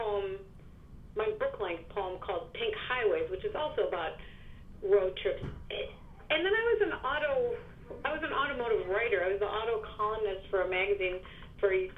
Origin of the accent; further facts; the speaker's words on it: South Dakota, United States; now in New York, United States; I grew up in the Midwest. I grew up in South Dakota, which is a very lightly populated state with very good roads.